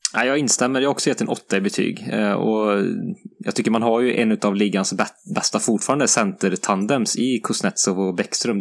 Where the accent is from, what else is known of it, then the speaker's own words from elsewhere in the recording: Sweden; som svensk